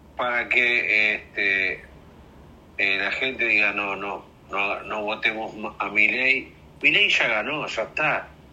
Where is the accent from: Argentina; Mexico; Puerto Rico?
Argentina; Lanús, Buenos Aires Province; De Lanús, de Lanús Este